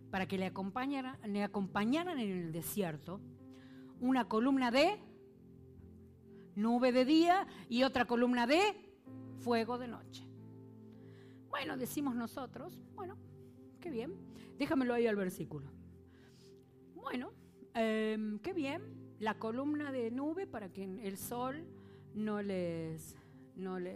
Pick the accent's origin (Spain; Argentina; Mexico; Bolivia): Argentina; moved away; A mí me parece que todo el mundo se da cuenta que soy argentina, que sí. ¿Sí? ¿Se nota que soy argentina? Voy a Argentina y dicen, no hables así.